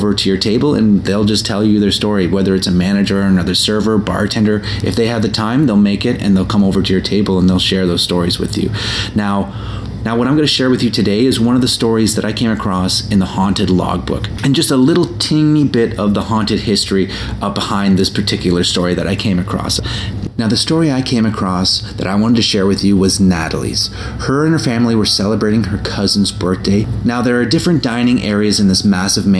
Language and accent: English; Toronto, Ontario, Canada; my hometown of Toronto